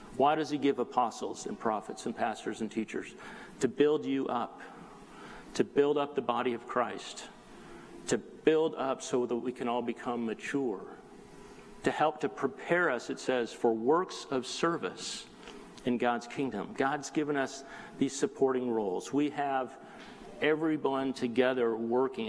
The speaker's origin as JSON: {"language": "English", "area": "South Bay", "region": "Southern California", "country": "United States", "tie": "born or raised there", "also_born_or_lived": "Colorado", "said": "I grew up here in the South Bay"}